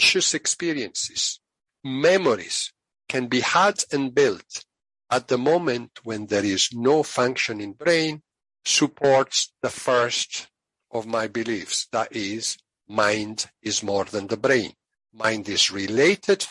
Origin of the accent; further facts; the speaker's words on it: Italy; moved away; I'm originally from Italy, and there's an expression in Italian